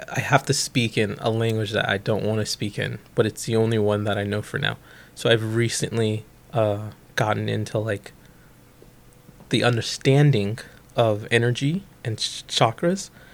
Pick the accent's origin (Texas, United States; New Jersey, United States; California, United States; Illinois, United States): Illinois, United States; Bolingbrook; Bolingbrook, Illinois, um, which is a western suburb of Chicago